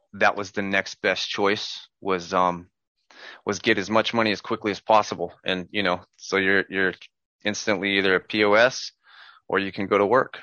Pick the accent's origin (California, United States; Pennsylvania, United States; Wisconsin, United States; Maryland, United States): California, United States; Southern; I'm from Southern California.